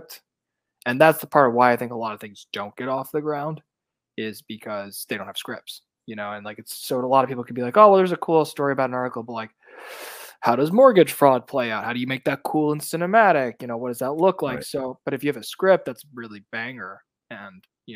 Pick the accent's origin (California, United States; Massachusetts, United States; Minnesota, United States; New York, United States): New York, United States; New York City; moved away as an adult; now in Los Angeles, United States; I'm from Brooklyn, New York. Yeah, originally. Okay. I've been in Los Angeles now for 10 years, but I am always a New Yorker at heart. I grew up in the city.